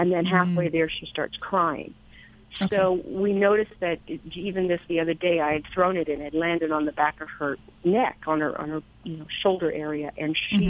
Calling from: Bend, Oregon, United States; I'm calling from the very hot Bend, Oregon.

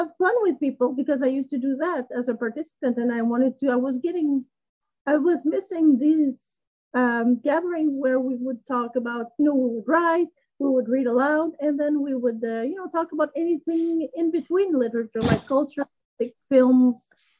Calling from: Waterloo, Quebec, Canada; English is a second language; Waterloo, Quebec, because there's another Waterloo aside from Ontario in Canada.

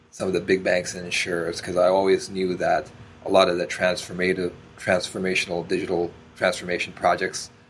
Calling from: Toronto, Ontario, Canada; I'm joining from beautiful Toronto, Canada.

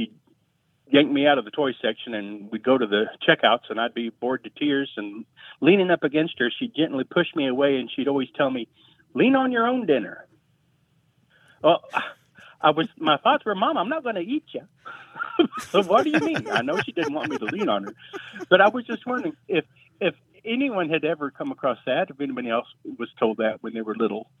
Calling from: Abilene, Texas, United States; Nice to meet you. Abilene, Texas.

